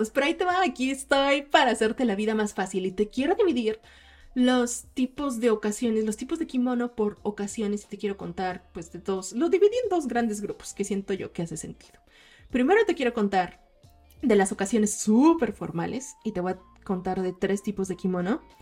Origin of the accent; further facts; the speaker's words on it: Mexico; cuando en los veranos, creciendo como japonesas mexicanas, nos íbamos con nuestras familias a ver los fuegos artificiales.